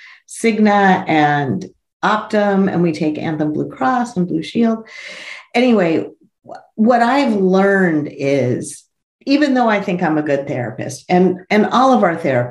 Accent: Los Angeles, California, United States; I was born in Tarzana

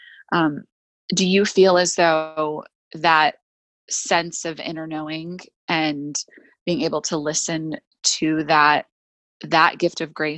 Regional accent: Louisville, Kentucky, United States; moved away as an adult; also born or lived in Los Angeles; now in Nashville, United States; I grew up in Louisville, Kentucky.

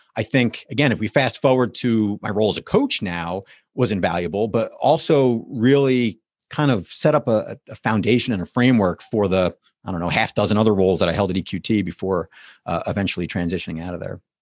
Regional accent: West Orange, New Jersey, United States; moved away as an adult; also born or lived in Notre Dame, Indiana; now in Pittsburgh, United States; I was born and raised in New Jersey, so what uh, part of East Coast there, uh, northern New Jersey, about ten or fifteen miles outside of New York City.

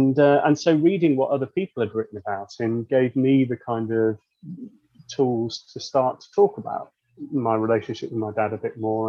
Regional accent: Wirral, North West England, United Kingdom; I'm not really from anywhere. I mean, I could say I'm from the Wirral, but you can hear from my accent

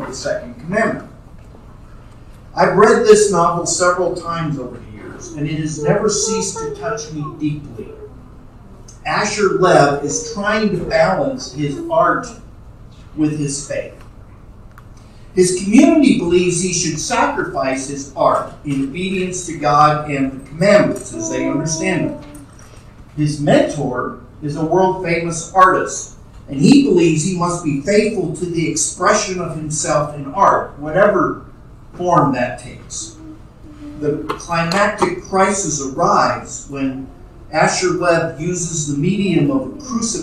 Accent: New York City, New York, United States; my growing up in New York City

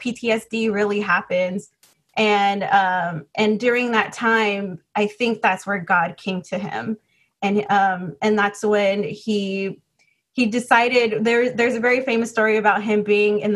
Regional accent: Los Angeles, California, United States; moved away as an adult; also born or lived in Bay Area, California; I was actually born and raised in the Los Angeles area. And then I moved to the Bay Area for school.

